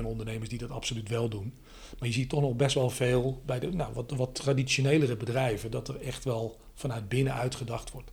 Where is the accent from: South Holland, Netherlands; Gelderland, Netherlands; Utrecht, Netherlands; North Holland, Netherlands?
North Holland, Netherlands; Aalsmeer; in Aalsmeer, waar ik, waar ik vandaan kom